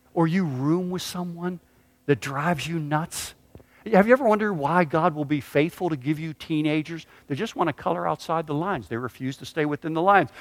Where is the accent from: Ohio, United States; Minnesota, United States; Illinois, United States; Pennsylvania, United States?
Pennsylvania, United States; Pittsburgh; moved away; I grew up in Pittsburgh